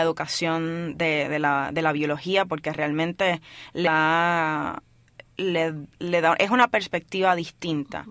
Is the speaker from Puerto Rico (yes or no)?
yes; Puerto Rico; moved away as an adult; cuando yo me fui de Puerto Rico